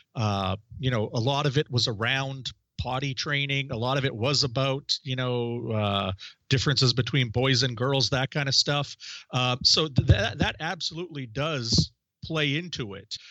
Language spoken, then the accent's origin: English; Maine, United States; I started a magazine in my hometown